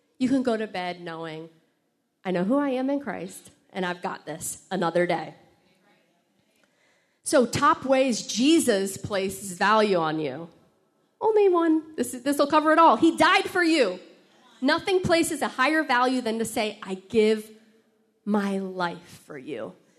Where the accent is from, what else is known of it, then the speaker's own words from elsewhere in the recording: Florida, United States; I came from Florida. I came from a different upbringing. I'm now from the South.